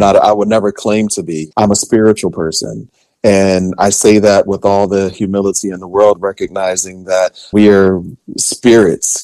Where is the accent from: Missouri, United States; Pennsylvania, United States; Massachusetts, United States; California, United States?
Pennsylvania, United States; Philadelphia; I grew up in West Philly, being raised by a single mother